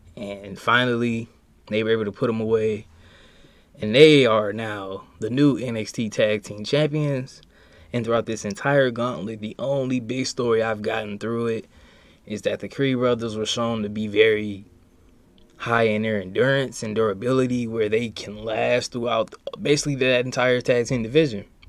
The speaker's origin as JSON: {"language": "English", "town": "East Chicago", "region": "Indiana", "country": "United States", "said": "I'm from East Chicago"}